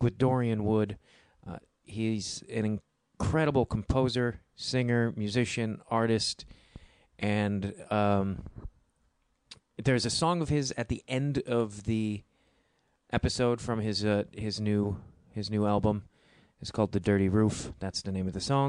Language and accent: English; outside of Chicago, Illinois, United States; That's how people in my hometown actually speak outside of Chicago. Not Chicago proper